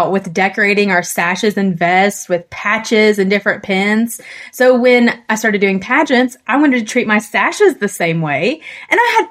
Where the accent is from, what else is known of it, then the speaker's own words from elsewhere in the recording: Tennessee, United States; I'm from Tennessee